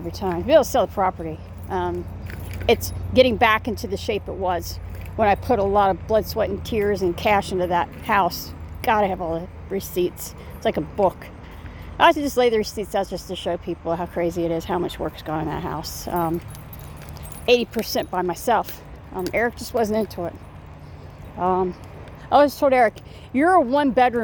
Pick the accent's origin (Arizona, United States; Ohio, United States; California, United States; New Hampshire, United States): Ohio, United States; now in Indiana, United States; I'm going to start reaching out to my Ohio folks, since I'm from Ohio